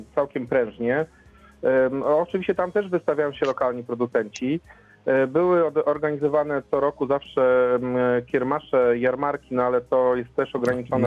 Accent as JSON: {"language": "Polish", "region": "Lower Silesian Voivodeship", "country": "Poland", "said": "my tu mieszkamy, pochodzimy, znaczy jesteśmy stąd"}